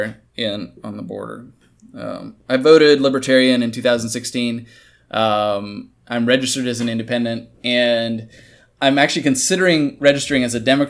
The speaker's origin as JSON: {"language": "English", "region": "Kansas", "country": "United States", "said": "I'm from Kansas"}